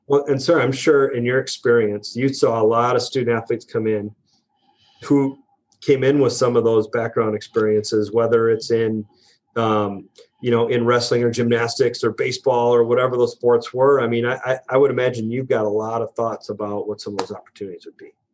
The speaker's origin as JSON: {"language": "English", "town": "La Crosse", "region": "Wisconsin", "country": "United States", "tie": "born or raised there", "moved": "yes", "said": "I grew up in Lacrosse, Wisconsin, a town of about fifty thousand people"}